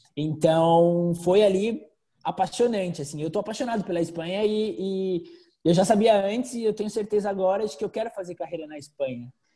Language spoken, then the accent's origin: Portuguese; São Paulo, Brazil; moved away; also born or lived in Croatia / Spain; sou de São Paulo